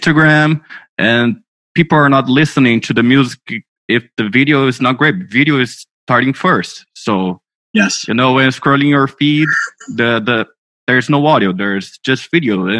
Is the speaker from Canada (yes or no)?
no; Brazil; I'm from Brazil